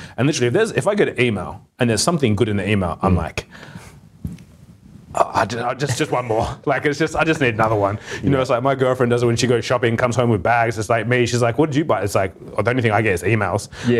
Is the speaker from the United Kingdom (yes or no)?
no; Perth, Western Australia, Australia; I'm from Perth.